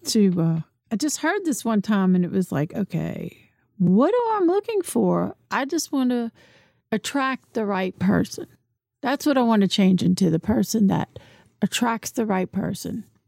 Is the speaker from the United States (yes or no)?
yes; New Orleans, Louisiana, United States; moved away; also born or lived in Metairie; I'm from New Orleans